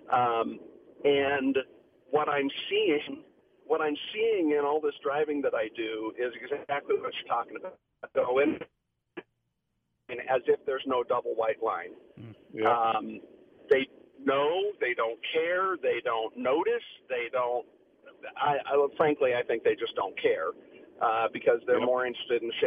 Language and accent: English; Bay Area, California, United States; now in Utah, United States; I'm a transplant from California. I grew up driving in the Bay Area in California